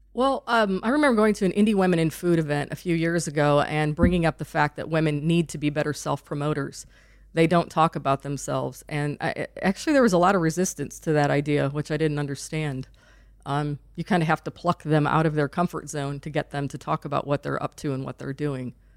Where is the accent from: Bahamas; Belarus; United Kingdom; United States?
United States; Lowell, Indiana; also born or lived in North Carolina; now in Indianapolis, United States; I grew up in Lowell, Indiana